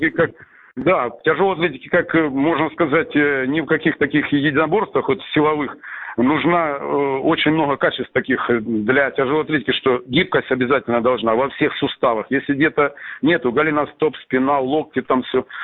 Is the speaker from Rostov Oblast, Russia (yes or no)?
yes; Salsk, Rostov Oblast, Russia; Ну, родом я из Сальска, есть такой степной городишко на юге Ростовской области.